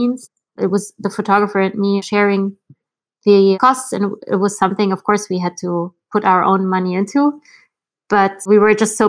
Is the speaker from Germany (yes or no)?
yes; Germany; moved away as an adult; also born or lived in Berlin; now in Brussels, Belgium; I was born and raised in Germany in the countryside